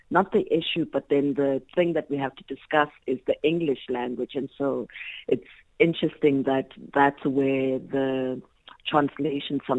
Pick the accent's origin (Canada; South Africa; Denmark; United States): South Africa; first language Xhosa and Zulu; English is a second language; my mother tongue being Isixhosa and Isizulu